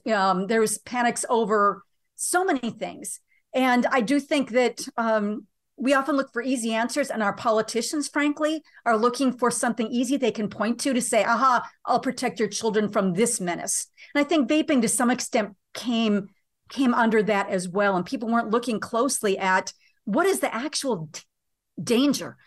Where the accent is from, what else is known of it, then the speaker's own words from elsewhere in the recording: United States; being an American